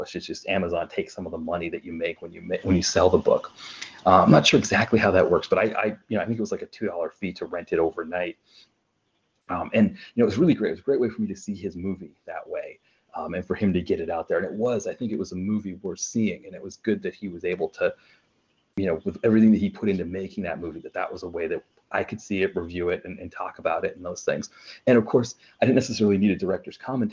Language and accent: English; southern Maine, United States; I grew up in southern Maine